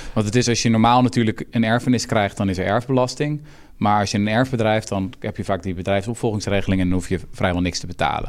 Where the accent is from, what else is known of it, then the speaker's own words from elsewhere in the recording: Houten, Utrecht, Netherlands; Ik kom zelf uit Houten